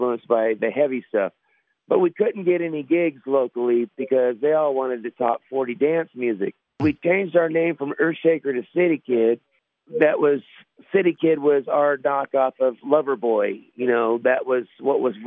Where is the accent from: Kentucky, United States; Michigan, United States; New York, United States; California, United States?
California, United States; Sacramento; We're a small town band. We come from Sacramento area, which is up north.